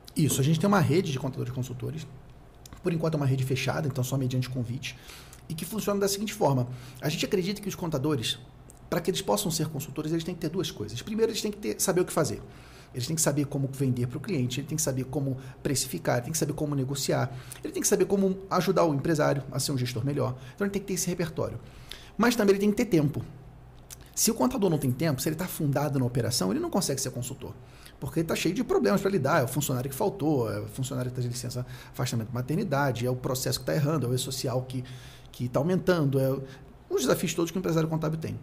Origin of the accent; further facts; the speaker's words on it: Rio de Janeiro, Brazil; eu sou do Rio de Janeiro, nasci no Rio